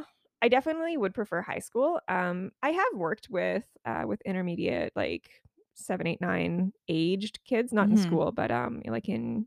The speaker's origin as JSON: {"language": "English", "town": "Powell River", "region": "British Columbia", "country": "Canada", "tie": "born or raised there", "also_born_or_lived": "Winnipeg, Manitoba", "moved": "yes", "lives_now": "Prince Edward Island, Canada", "said": "I grew up in a little place called Powell River."}